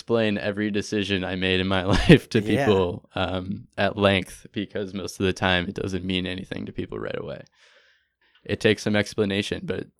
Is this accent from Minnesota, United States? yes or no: yes; Minneapolis, Minnesota, United States; I volunteered out, and I came from Minneapolis, went to Sebastopol, California, just 60 miles north of San Francisco, and worked on a blueberry farm for 3 months.